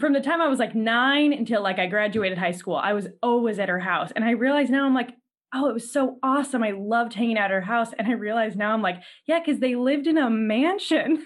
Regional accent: California, United States; as a Californian

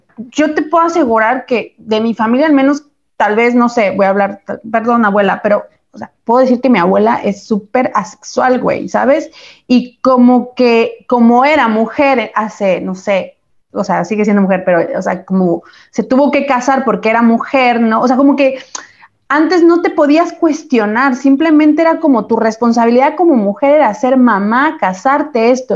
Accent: Chiapas, Mexico; moved away; eso sigue pasando en Chiapas hoy en día, de donde soy yo

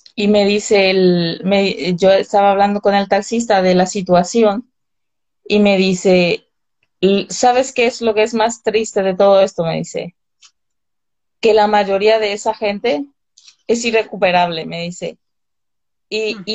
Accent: northern Paraguay, Paraguay; moved away as an adult; also born or lived in Vitoria, Spain / Paris, France; now in Madrid, Spain; en mi zona, de donde soy yo, del, del norte

